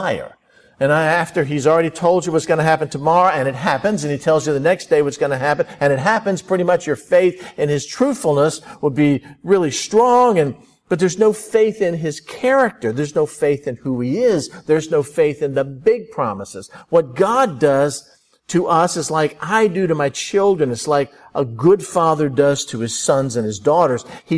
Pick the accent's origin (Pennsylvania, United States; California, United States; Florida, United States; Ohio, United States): Florida, United States; I grew up in Florida.